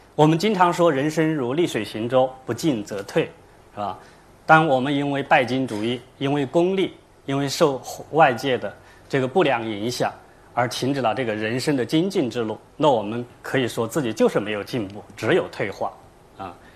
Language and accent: Chinese; China; 用我们中国人的话说